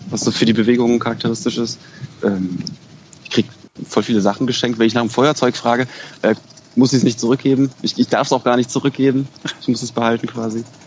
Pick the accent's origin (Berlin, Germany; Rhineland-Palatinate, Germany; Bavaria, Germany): Berlin, Germany; moved away as an adult; also born or lived in Kassel; ich bin Berliner, ich komme daher